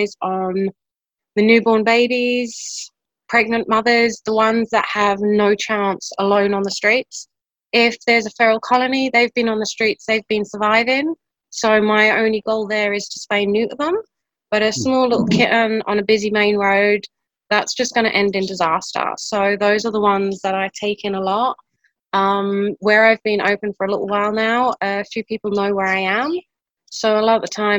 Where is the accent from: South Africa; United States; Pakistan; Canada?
South Africa; now in Belize; Growing up in South Africa